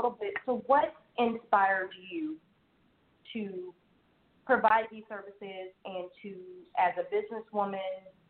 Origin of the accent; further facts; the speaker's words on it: the South, United States; I definitely know I was raised in the South, South / Midwest